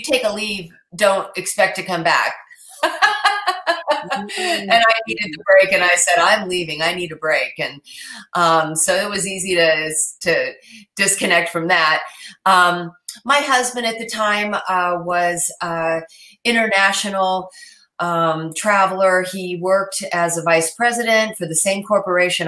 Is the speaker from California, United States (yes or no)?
yes; Mount Shasta, California, United States; I was born in Mount Shasta